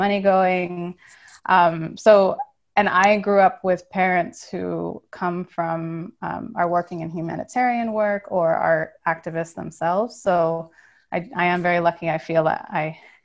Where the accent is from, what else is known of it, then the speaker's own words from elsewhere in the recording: Cambodia; I'm half Cambodian, half American, and I grew up in Cambodia.